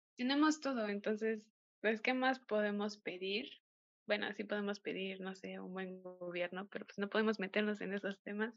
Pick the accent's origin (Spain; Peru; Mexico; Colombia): Mexico; nosotros como mexicanos